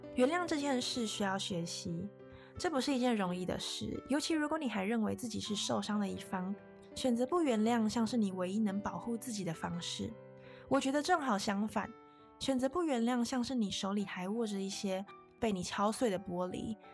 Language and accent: Chinese; Taiwan; 我们身在台湾非常地幸运